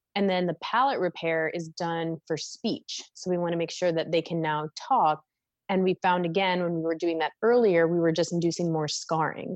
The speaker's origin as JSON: {"language": "English", "town": "Mankato", "region": "Minnesota", "country": "United States", "tie": "born or raised there", "also_born_or_lived": "Denton, Texas", "moved": "as an adult", "lives_now": "Philadelphia, United States", "said": "I grew up in Minnesota in a small town called Mankato"}